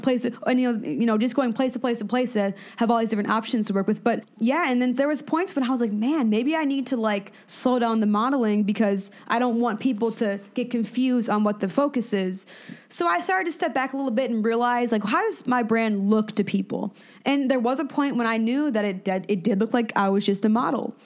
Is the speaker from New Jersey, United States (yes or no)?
no; Madison, Wisconsin, United States; moved away; born in Madison. Um, my family was all from Chicago, but I was born in Madison.